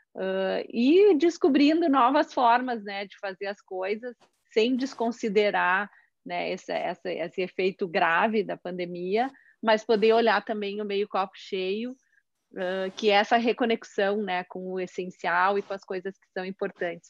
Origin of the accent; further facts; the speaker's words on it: Caxias do Sul, Rio Grande do Sul, Brazil; eu sou de Caxias do Sul